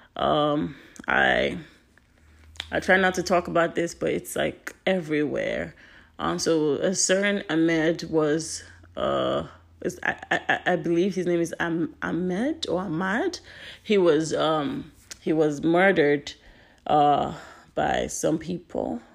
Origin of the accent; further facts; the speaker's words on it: Nigeria; now in United States; I am Nigerian. My parents are Nigerian